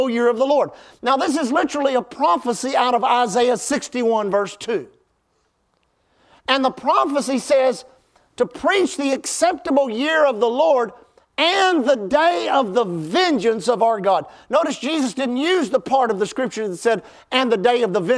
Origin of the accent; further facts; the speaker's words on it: South Houston, Texas, United States; I grew up in South Houston, South, where Houston, South Houston, and Pasadena come together